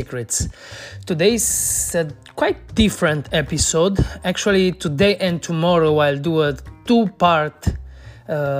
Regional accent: Cluj-Napoca, Cluj County, Romania; here in my hometown in Cluj

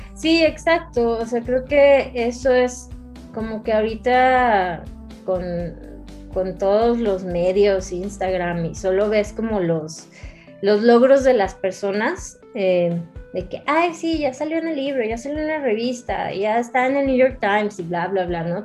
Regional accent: Ciudad Juárez, Chihuahua, Mexico; yo soy de Ciudad Juárez

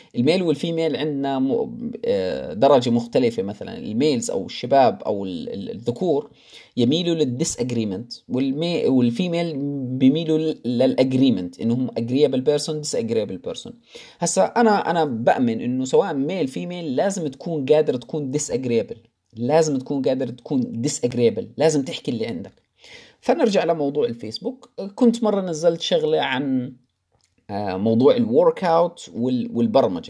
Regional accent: Jordan; moved away as an adult; بلدي الأردن

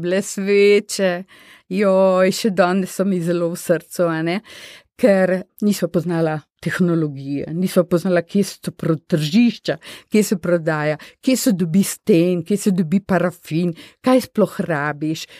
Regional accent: Slovenia; moved away as an adult; smo bili slovenci

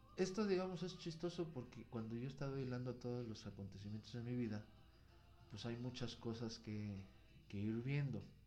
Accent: Pachuca, Hidalgo, Mexico; la escuela donde yo estaba estaba en la colonia a un lado de donde está mi parroquia, de donde soy originario, que es la Resurrección en Pachuca.

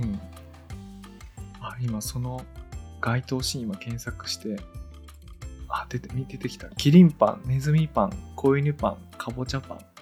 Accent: Tōnō, Gifu, Japan; 私がこう東能の出身なんで

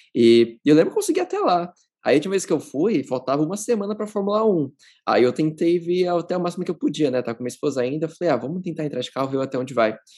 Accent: São Paulo, Brazil; moved away as an adult; now in United Arab Emirates; Eu sou de São Paulo.

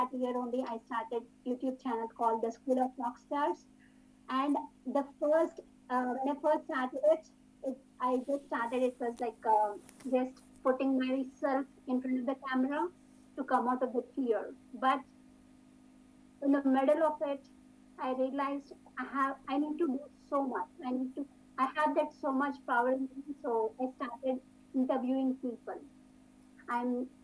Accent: India; first language Telugu; English is a second language; moved away as an adult; now in Texas, United States; I came from India.

